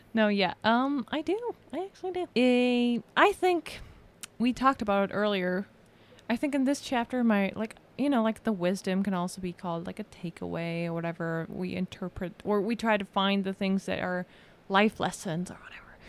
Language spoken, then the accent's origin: English; Germany; moved away; from Germany.